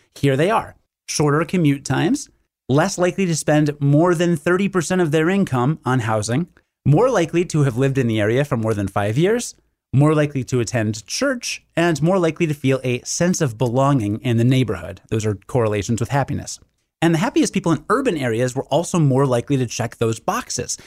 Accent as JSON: {"language": "English", "town": "Rockford", "region": "Illinois", "country": "United States", "said": "I'm from Rockford, which is about one hundred fifty thousand"}